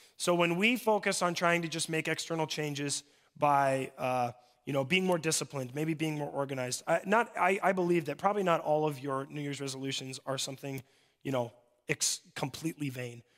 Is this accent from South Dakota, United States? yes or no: yes; Mobridge, South Dakota, United States; I'm from Mobridge